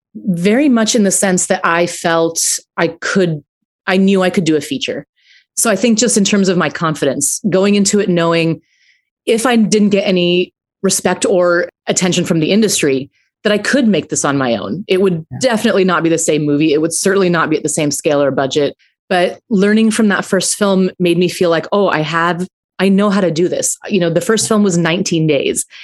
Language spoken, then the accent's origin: English; Aurora, Colorado, United States; I grew up in Aurora, Colorado